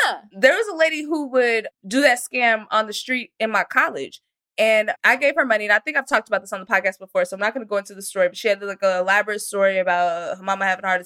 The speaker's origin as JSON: {"language": "English", "town": "Frisco", "region": "Texas", "country": "United States", "tie": "born or raised there", "said": "I didn't grow up in Utah, but I grew up in Frisco, Texas"}